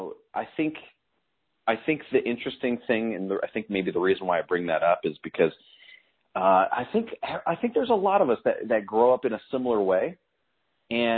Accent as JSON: {"language": "English", "town": "Chicago", "region": "Illinois", "country": "United States", "tie": "born or raised there", "said": "I grew up in Chicago. Inside the city"}